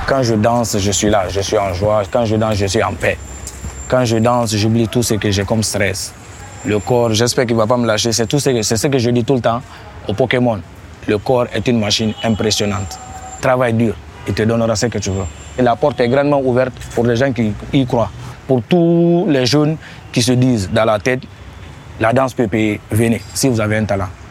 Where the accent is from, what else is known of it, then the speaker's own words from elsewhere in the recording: Guinea; je suis guinéen de Guinée-Conakry